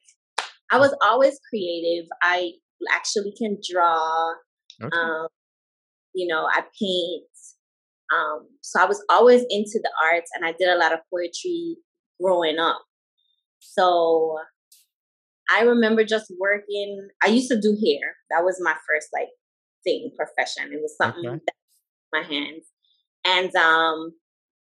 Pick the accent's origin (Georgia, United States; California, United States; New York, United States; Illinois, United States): Georgia, United States; Atlanta; also born or lived in U.S. Virgin Islands; I grew up in the States, actually. I grew up in Atlanta, Georgia, Coweta County to be exact